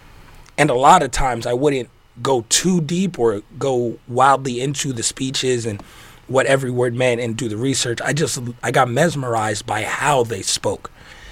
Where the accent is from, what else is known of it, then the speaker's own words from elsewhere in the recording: New York, United States; now in Las Vegas, United States; It's because growing up in New York, people had this, especially when I moved to Vegas